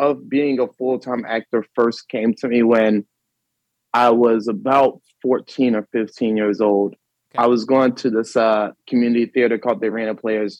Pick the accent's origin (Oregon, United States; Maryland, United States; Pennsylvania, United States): Maryland, United States; Baltimore; It feels good to be on and to talk with a fellow native from my city, so I'm excited.